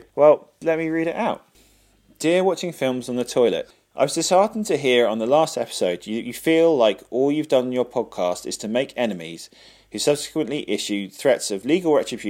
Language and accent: English; Plymouth, South West England, United Kingdom; Ben and I grew up in Plymouth.